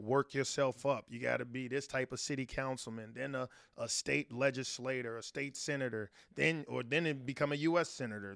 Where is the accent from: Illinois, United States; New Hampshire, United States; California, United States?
Illinois, United States; Chicago; I'm from the south side of Chicago